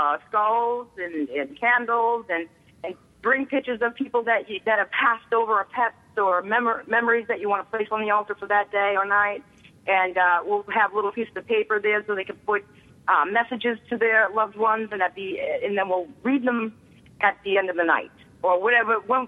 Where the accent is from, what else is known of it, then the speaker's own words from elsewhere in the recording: Everett, Massachusetts, United States; where I grew up in Everett, Massachusetts